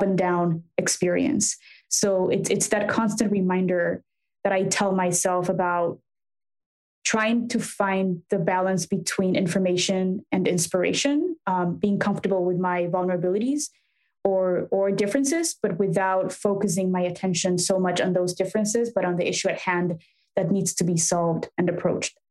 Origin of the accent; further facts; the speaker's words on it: Mexico City, Mexico; now in Chicago, United States; I grew up in Mexico City